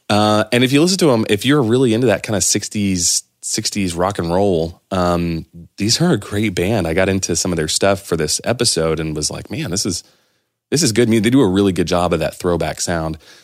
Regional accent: near Clovis, New Mexico, United States; growing up near Clovis, New Mexico, there was uh, Norman Petty Studios was there.

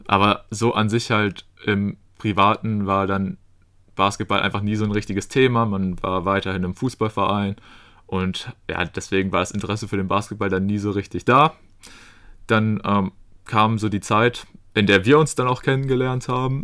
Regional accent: Germany; als Deutscher

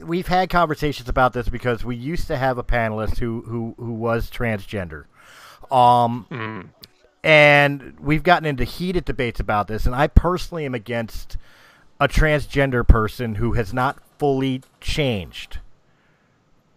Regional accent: Philadelphia, Pennsylvania, United States; I'm from Philadelphia

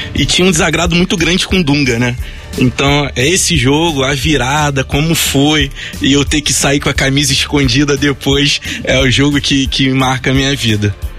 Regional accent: Nova Iguaçu, Rio de Janeiro, Brazil; acompanhar o time lá do meu bairro, né? Que é, na época assim que eu comecei a me entender como gente, estava é, crescendo, era foi campeão municipal lá de Nova Iguaçu

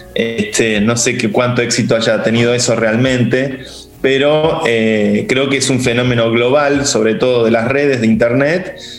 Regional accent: Argentina; nosotros que somos argentinos

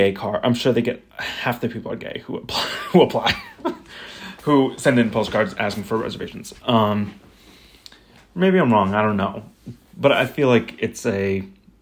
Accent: Topsham, Maine, United States; I'm from Topson, Maine, which is a small town-ish.

